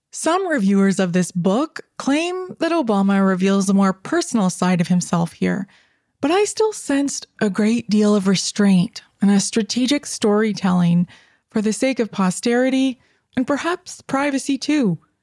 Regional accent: Canada; I'm Canadian, and I live in Canada

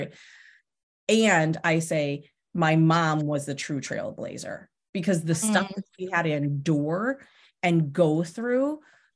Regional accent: Pennsylvania, United States; I grew up in Pennsylvania

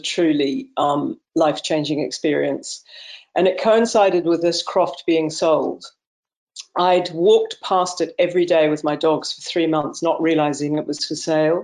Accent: New Zealand; now in Clovullin, United Kingdom; I was born in New Zealand, and I was brought up surrounded by nature

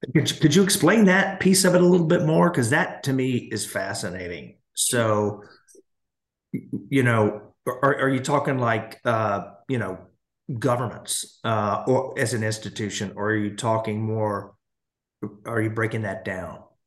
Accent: United States; as an American

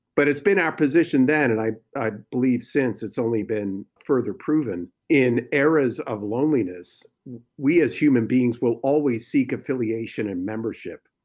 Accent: New Jersey, United States; moved away as an adult; also born or lived in New York; now in California, United States; I was born in New York and, and grew up in New Jersey, so, and obviously we've been out here in California now for about fifteen years.

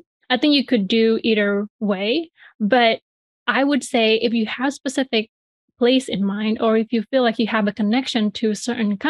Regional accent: Bali, Indonesia; moved away as an adult; now in United States; I'm from, you know, Bali, Indonesia. That's where I grew up and I was born

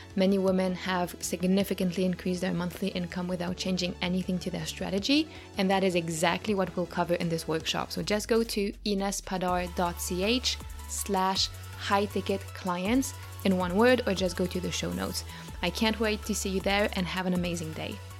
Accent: Switzerland; born and raised in Switzerland, where I currently live

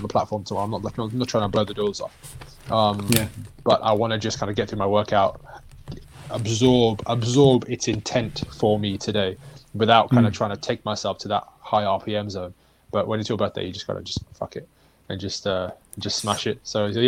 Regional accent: Brixton, London, United Kingdom; I'm from Brixton.

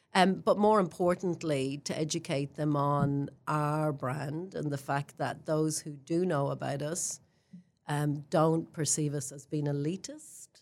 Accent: Ireland; moved away as an adult; now in Queenstown, New Zealand; I'm an Irish girl who grew up in a country that talked about religion and politics my whole life

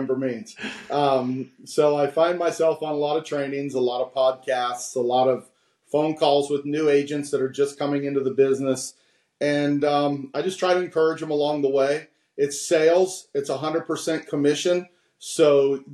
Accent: West Virginia, United States; being that I'm from West Virginia, right on the border

